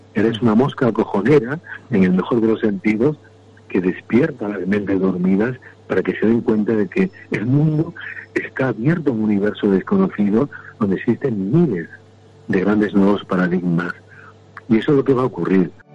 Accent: Andalusia, Spain; soy andaluz

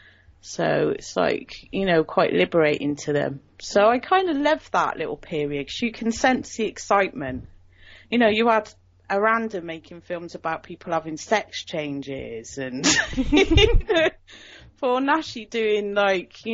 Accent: South West England, United Kingdom; accent: southwest; It's a southwest accent. It's like the Hicks of Britain.

